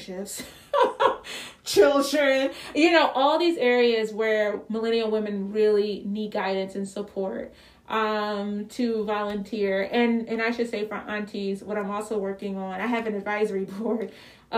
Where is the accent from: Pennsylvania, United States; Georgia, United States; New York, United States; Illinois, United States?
Pennsylvania, United States; Philadelphia; I'm from Philly